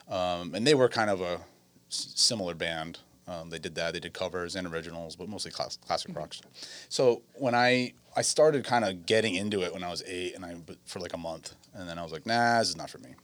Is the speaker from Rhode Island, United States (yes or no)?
yes; Westerly, Rhode Island, United States; also born or lived in California; now in Wisconsin, United States; I am from Westerly, Rhode Island, um, born and raised